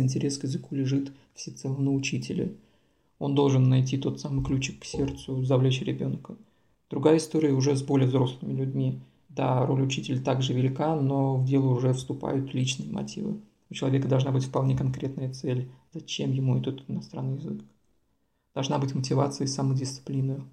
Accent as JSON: {"language": "Russian", "town": "Samara", "region": "Samara Oblast", "country": "Russia", "tie": "born or raised there", "moved": "as an adult", "lives_now": "Vienna, Austria", "said": "я родом из Самары, у нас Самарская область"}